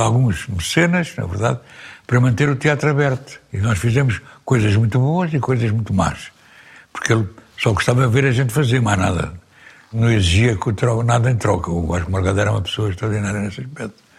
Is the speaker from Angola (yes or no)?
no; Lisbon, Portugal; also born or lived in Porto; Eu nasci em Lisboa, na Costa do Castelo. Por baixo do Castelo de São Jorge. Sou Moro